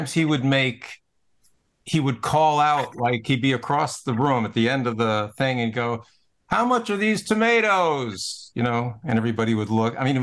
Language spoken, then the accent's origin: English; Westport, Connecticut, United States; We grew up in Westport, lived here before your parents did, but in 1950.